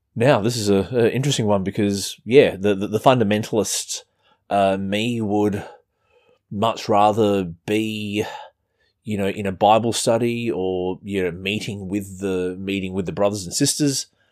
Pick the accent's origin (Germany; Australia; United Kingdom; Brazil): Australia; as you can tell from our weird accent, I'm, I'm not American.